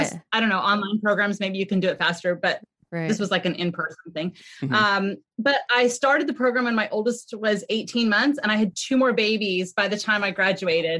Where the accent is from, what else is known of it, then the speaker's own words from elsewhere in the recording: California, United States; we had moved back to California. I'm from California.